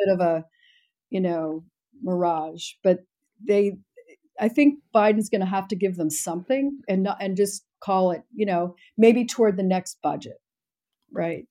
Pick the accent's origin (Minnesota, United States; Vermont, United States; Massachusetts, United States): Massachusetts, United States; Boston; I'm from Boston